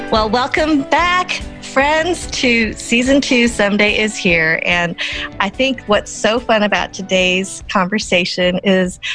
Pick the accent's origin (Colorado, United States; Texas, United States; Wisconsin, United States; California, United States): Colorado, United States; Boulder; me growing up in Boulder, Colorado